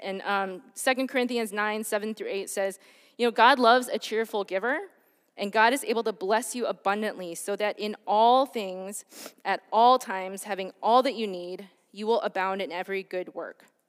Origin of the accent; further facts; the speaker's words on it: Detroit, Michigan, United States; I grew up in Michigan, um, and in Detroit, at the time when I was growing up